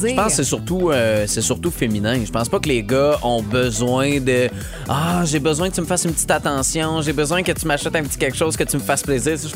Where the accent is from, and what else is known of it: Montérégie, Quebec, Canada